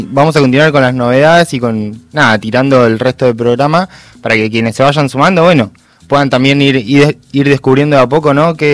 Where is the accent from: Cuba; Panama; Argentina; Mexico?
Argentina; Córdoba; accent: tonada cordobesa; Yo vengo de Córdoba Capital, de barrio Yapeyú.